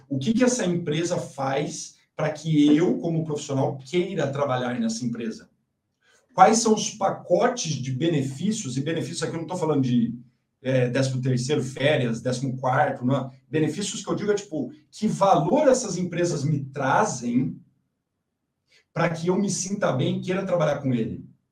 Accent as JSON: {"language": "Portuguese", "town": "Mogi Guaçu", "region": "São Paulo", "country": "Brazil", "tie": "born or raised there", "moved": "yes", "said": "Eu, sou do interior, né? Eu nasci em Mogi Guaçu."}